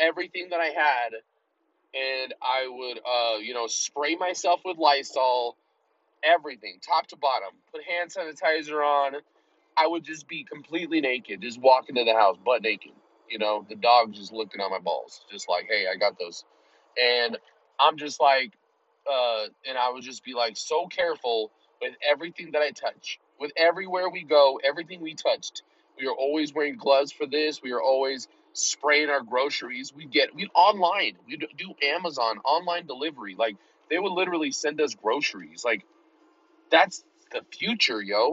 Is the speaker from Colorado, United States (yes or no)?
yes; Colorado, United States; I'm in Colorado and it's relative to me because, you know, I'm from Colorado